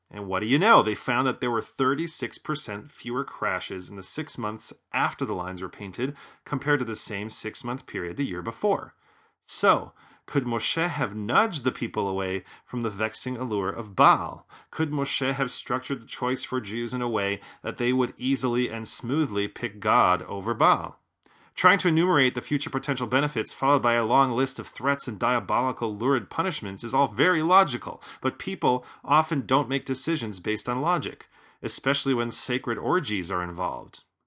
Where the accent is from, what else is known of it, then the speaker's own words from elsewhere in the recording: Chicago, Illinois, United States; my hometown of Chicago